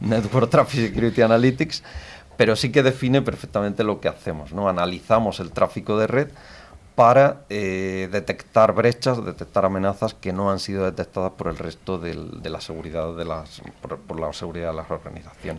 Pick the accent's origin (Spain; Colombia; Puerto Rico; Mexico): Spain; Pegalajar, Andalusia; Yo nací en Pegalajar, es un pueblo de, Jaén, de la comarca de Sierra Mágina.